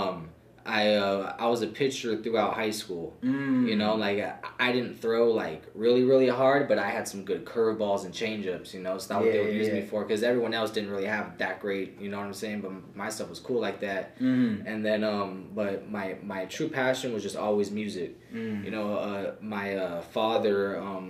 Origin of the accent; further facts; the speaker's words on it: Camarillo, California, United States; I'm from Camarillo, California